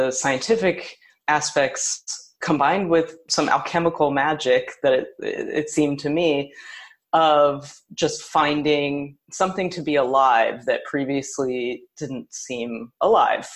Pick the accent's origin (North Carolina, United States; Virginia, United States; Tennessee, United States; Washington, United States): Tennessee, United States; also born or lived in New York; now in Kansas City, United States; I'm from Tennessee, and I was really excited to return to that place